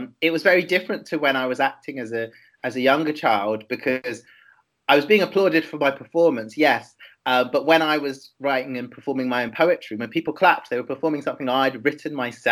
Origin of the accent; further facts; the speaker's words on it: London, United Kingdom; I'm from London, and I grew up there in northwest London in Wembley, near Wembley Stadium